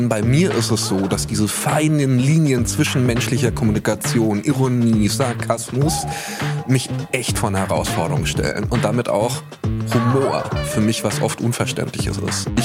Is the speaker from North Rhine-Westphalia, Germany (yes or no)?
yes; Cologne, North Rhine-Westphalia, Germany; moved away as an adult; also born or lived in Berlin; geboren in Köln.